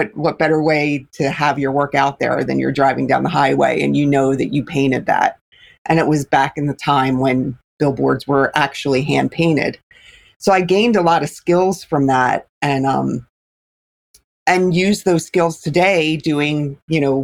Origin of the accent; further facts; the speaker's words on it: Philadelphia, Pennsylvania, United States; I grew up in Philadelphia and was in the inner city in Philly